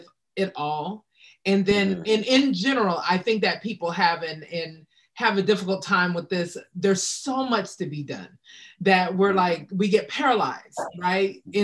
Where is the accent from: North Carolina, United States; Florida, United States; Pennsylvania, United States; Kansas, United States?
Kansas, United States; Wichita; moved away; I'm from Wichita, Kansas originally.